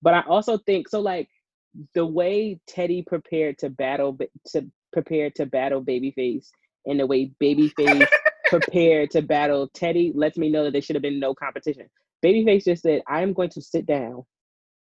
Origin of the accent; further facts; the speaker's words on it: Northeast, United States; I'm from the Northeast